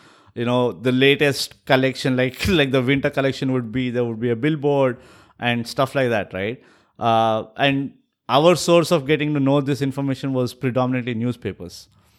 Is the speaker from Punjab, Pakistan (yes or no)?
yes; Punjab, Pakistan; And I was like, Punjabis, we come from Pakistan.